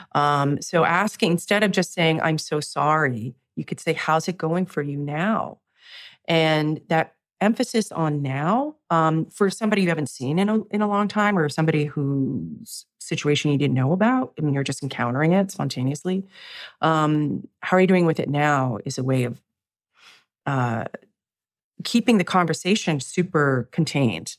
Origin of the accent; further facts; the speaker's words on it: New York, United States; I'm a New Yorker